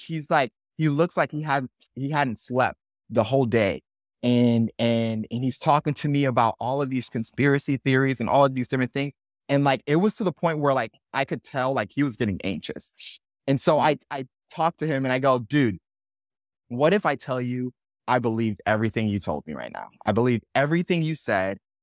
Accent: Miami, Florida, United States; I born and raised in Miami

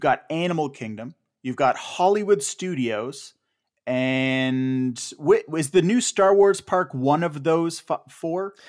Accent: Ottawa, Ontario, Canada; my hometown

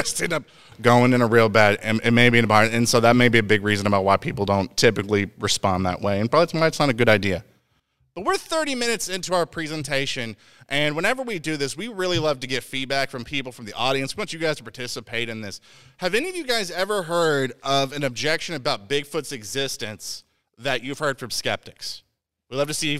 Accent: Indiana, United States; I'm from Indiana

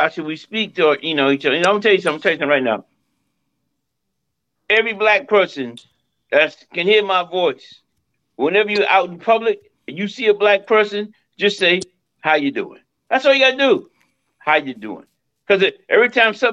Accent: New York City, New York, United States; I'm from Harlem

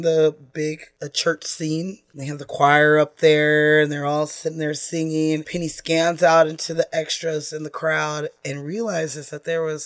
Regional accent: California, United States; I'm Californian. I don't even know anything about snow

